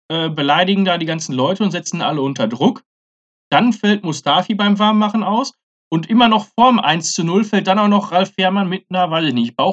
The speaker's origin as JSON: {"language": "German", "town": "Dortmund", "region": "North Rhine-Westphalia", "country": "Germany", "said": "und das muss ich dann selbst auch als Dortmunder sagen"}